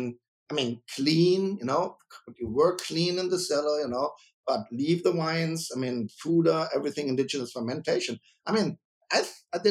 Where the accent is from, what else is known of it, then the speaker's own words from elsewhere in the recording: Germany; also born or lived in Mainz; I'm a winemaker from Germany